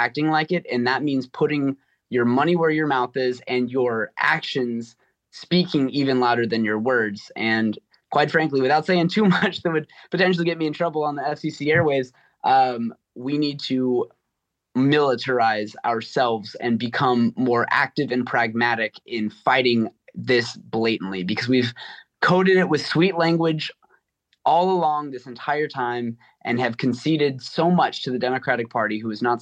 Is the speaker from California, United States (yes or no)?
yes; California, United States; now in Massachusetts, United States; I'm from California initially